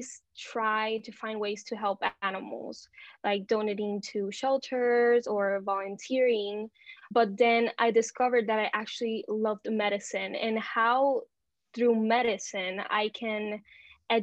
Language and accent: English; Puerto Rico; I am from Puerto Rico. So I've been living here my whole life.